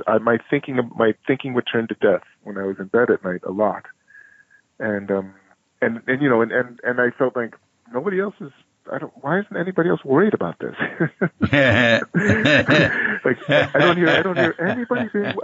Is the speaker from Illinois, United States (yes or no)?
yes; Chicago, Illinois, United States; also born or lived in Sebastopol, California; now in Brooklyn, United States; I was born in Chicago in 1968, and my parents were at the University of Chicago in Hyde Park on the south side of the city.